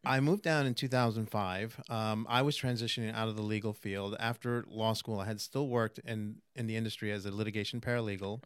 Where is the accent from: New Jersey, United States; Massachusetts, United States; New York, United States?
New York, United States; New York City; moved away as an adult; also born or lived in Manhattan; now in Florida, United States; born in Manhattan, raised in Queens.